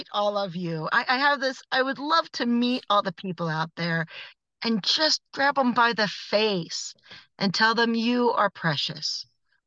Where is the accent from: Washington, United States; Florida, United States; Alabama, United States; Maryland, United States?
Washington, United States; Seattle; also born or lived in Wallace, Idaho; I'm from Seattle